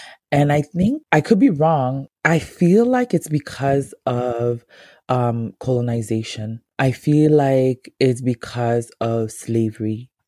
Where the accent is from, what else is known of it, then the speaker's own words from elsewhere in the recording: Ghana; me being a Ghanaian